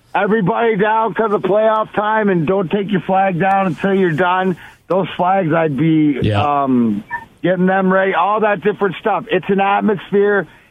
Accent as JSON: {"language": "English", "town": "Leamington", "region": "Ontario", "country": "Canada", "tie": "born or raised there", "said": "I'm the kid from Leamington out there"}